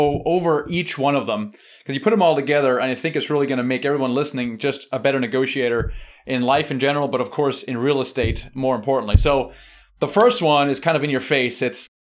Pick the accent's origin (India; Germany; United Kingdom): Germany; I'm German.